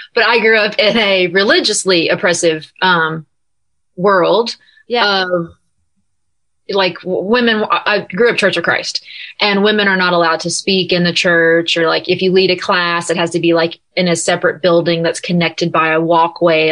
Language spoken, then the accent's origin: English; Nashville, Tennessee, United States; also born or lived in California; I am currently in Nashville, my hometown, and my home room.